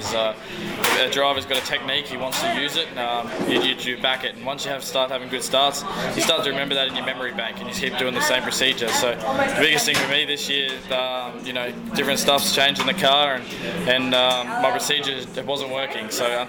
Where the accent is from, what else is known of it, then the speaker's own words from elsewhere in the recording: Queensland, Australia; I grew up in Queensland.